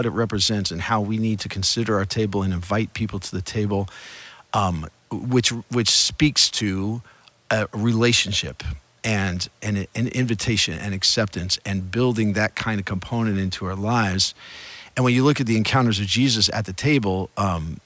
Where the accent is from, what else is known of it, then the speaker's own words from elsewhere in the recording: New York City, New York, United States; also born or lived in Midwest / central Ohio; now in California, United States; I'm originally from the East Coast, New York City, moved to the Midwest